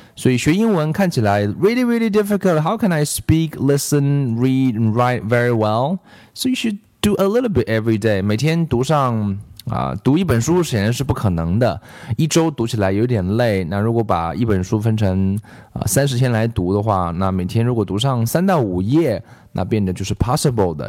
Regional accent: China; 我中国人

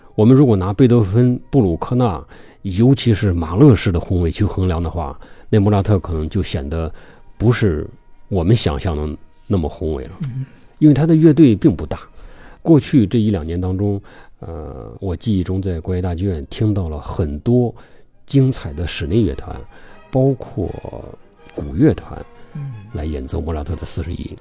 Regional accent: China; 我们中国人说同行是冤家

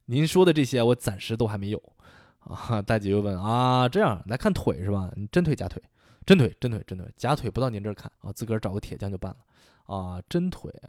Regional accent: Shaanxi, China; now in Boston, United States; 我记着我小时候在陕西，有个同学叫李楠

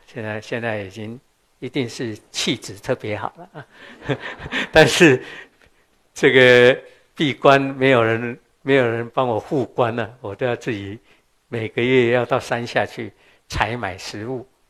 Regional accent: Qishan, Kaohsiung, Taiwan; 我出生在台湾南部高雄的旗山，旗山现在不错了，我小时候是很偏远的地方

